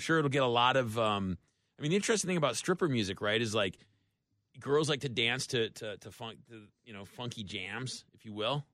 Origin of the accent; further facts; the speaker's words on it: Tampa, Florida, United States; I'm from Tampa